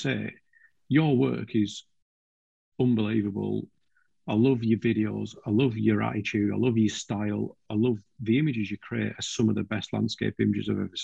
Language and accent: English; Lake District, North West England, United Kingdom; moved away as an adult; I grew up in the Lake District